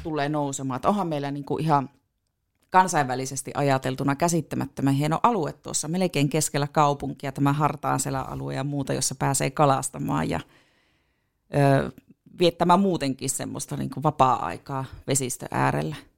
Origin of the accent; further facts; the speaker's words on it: Puolanka, North Ostrobothnia, Finland; also born or lived in Tornio; now in Oulu, Finland; minä oon Puolangalta kotoisin